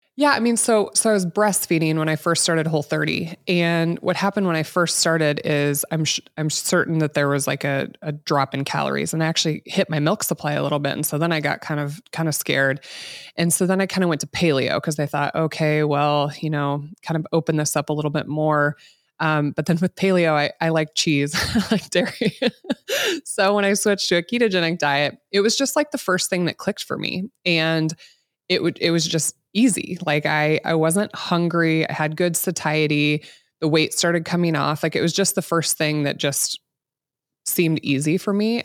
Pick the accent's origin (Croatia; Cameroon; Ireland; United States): United States; Midwest; I grew up here in the Midwest, eighties and nineties